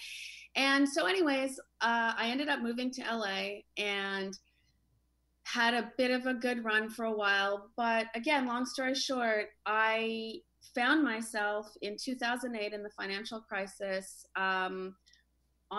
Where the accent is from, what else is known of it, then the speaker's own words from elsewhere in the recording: Canada; now in Venice; I kind of grew up in a small Canadian town